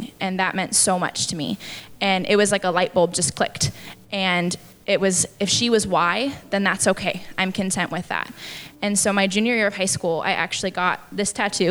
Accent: Tacoma, Washington, United States; I actually came home from college. I'm from Tacoma

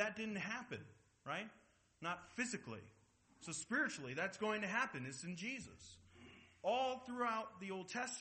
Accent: Seattle, Washington, United States; I'm from Seattle. I'm a Mariners fan.

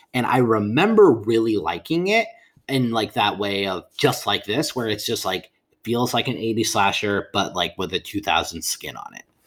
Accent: Ukiah, California, United States; growing up in Ukiah.

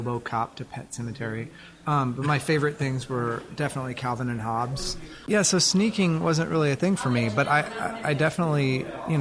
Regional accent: Dallas, Texas, United States; I grew up in the center of Dallas in a little area called Town Creek

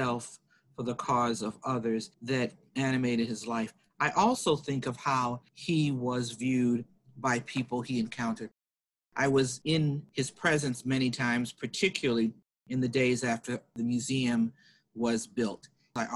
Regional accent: Atlanta, Georgia, United States; Atlanta, which is my hometown

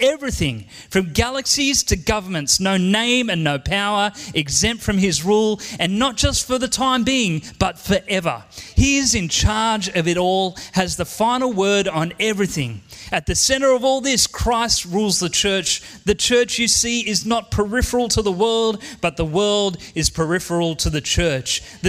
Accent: Penrith, New South Wales, Australia; You know, I grew up here in Penrith and I have an amazing, wonderful family.

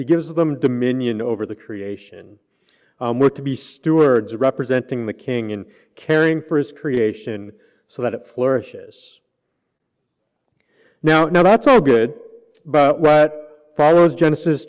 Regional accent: Canada; moved away; I'm from Canada

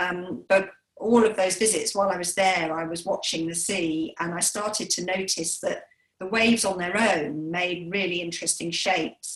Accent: Sussex, South East England, United Kingdom; I was brought up in Sussex

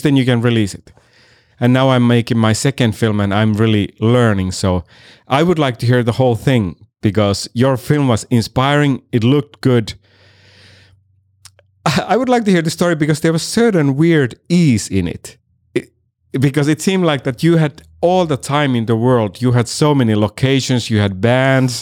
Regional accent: Finland; moved away as an adult; also born or lived in Miami; now in Los Angeles, United States; I'm originally from Finland and I've been here for seven years, uh, in L A.

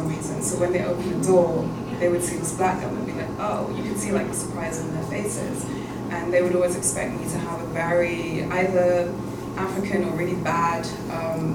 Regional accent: Netherlands; also born or lived in London; I was born and raised in London, but I actually grew up in Holland

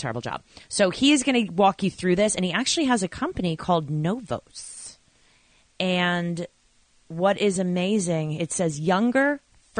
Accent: Babylon, New York, United States; now in New Jersey, United States; I was a town called Babylon

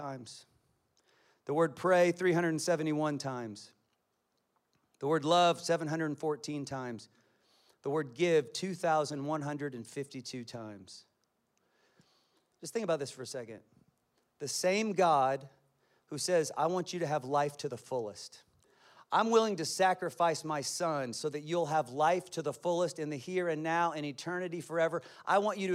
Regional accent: Kansas, United States; I'm from Kansas, and my family speaks in sentences of cuss words

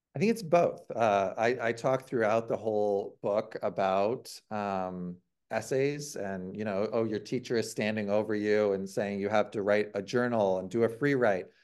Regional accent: Ohio, United States; I'm from Ohio

